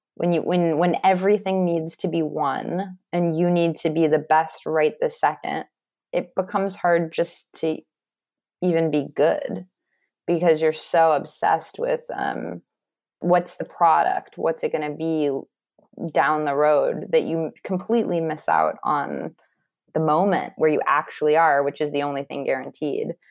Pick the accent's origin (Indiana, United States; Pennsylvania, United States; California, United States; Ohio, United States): California, United States; Los Angeles; I grew up in Los Angeles and went to private schools